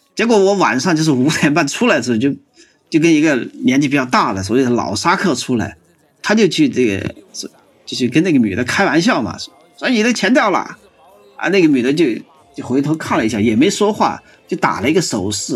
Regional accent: northern China, China; now in Chengdu, China; 我们是北方人嘛

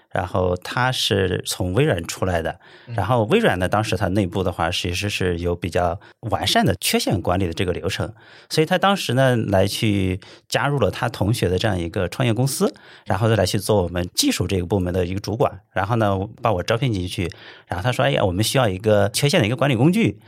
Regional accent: Tai'an, Shandong, China; now in Qingdao, China; 我老家是山东泰安的

